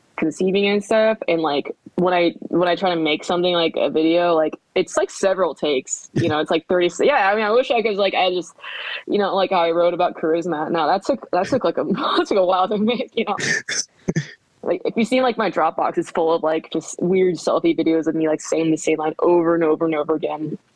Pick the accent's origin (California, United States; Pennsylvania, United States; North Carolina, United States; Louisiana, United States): California, United States; Southern; moved away as an adult; also born or lived in Korea / New Jersey / Midwest; now in Washington, D.C., United States; I grew up in Southern California